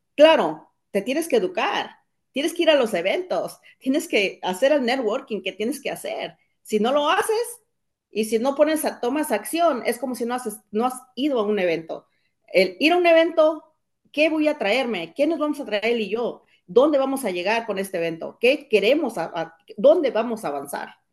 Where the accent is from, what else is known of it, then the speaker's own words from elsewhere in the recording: Cuernavaca, Morelos, Mexico; moved away; soy originaria de México, de un lugar que se llama Estado de Cuernavaca. Vine jovencita